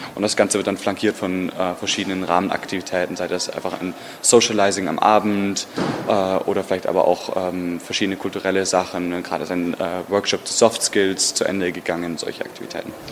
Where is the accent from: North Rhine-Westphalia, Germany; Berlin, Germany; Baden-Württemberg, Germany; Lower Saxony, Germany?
Baden-Württemberg, Germany; Stuttgart; ich bin aus Stuttgart in Deutschland